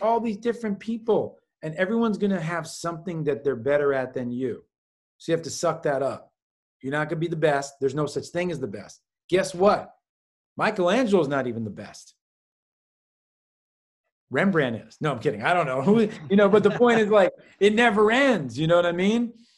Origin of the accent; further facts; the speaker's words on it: New York City, New York, United States; That's what interests me growing up in New York City